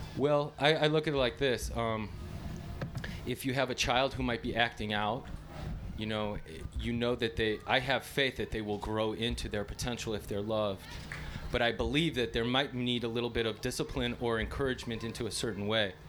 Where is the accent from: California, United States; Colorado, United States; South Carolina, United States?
Colorado, United States; I'm from Colorado